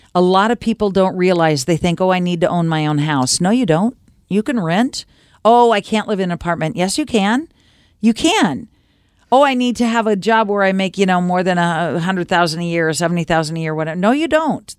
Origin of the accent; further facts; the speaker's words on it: United States; also born or lived in Oregon / Washington / East Coast; growing up in America living in Oregon and Washington and, and the East Coast for a short time